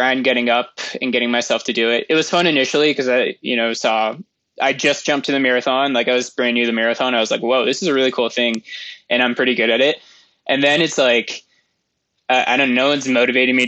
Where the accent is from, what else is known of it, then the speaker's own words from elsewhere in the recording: Moraga, California, United States; also born or lived in San Francisco, United States / Santa Barbara, United States; now in Mammoth Lakes, United States; I grew up in Moraga, California